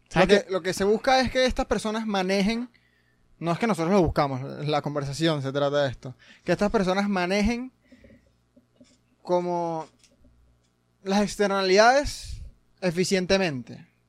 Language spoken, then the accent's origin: Spanish; Venezuela; yo que soy venezolano